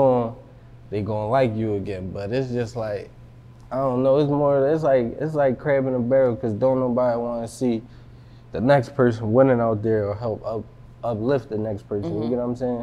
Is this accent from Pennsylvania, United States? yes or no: yes; Philadelphia, Pennsylvania, United States; I'm from West Philly, you feel me? Mm-hmm. But I grew up in Germantown.